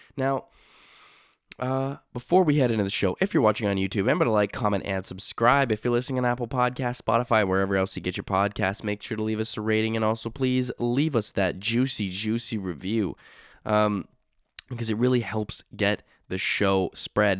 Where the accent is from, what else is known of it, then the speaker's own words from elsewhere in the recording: Canada; I'm Canadian